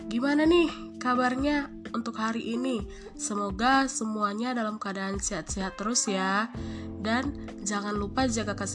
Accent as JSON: {"language": "Indonesian", "region": "North Sumatra", "country": "Indonesia", "moved": "as an adult", "lives_now": "Lampung, Indonesia", "said": "Aku sih berasal dari Sumatera Utara. Ya, cukup lumayan jauh sih untuk ke Lampung, tetapi aku harus mencoba untuk merantau meskipun susah sih untuk jauh dari orang tua."}